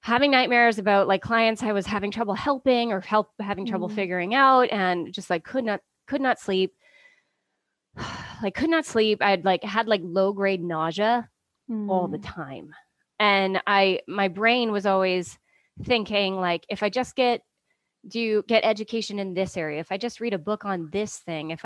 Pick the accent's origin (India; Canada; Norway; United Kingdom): Canada; Ontario; moved away as an adult; also born or lived in Vancouver; I'm Canadian. I was born in Ontario